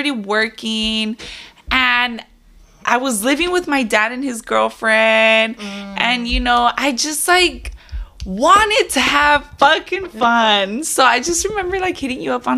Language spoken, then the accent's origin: English; Moreno Valley, California, United States; now in Murrieta, United States; I grew up in Moreno Valley. And then at 20 years old, I moved to Marietta, California.